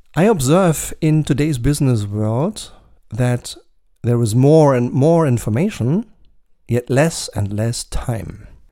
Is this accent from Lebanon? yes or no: no; Germany; in my home country, Germany